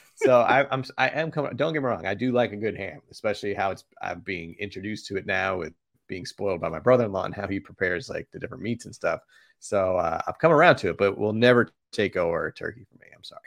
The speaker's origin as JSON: {"language": "English", "town": "Boston", "region": "Massachusetts", "country": "United States", "tie": "born or raised there", "said": "growing up in Boston"}